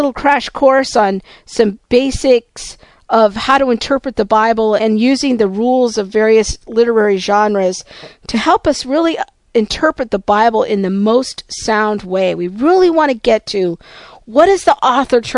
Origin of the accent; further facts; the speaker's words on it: United States; my stories as an American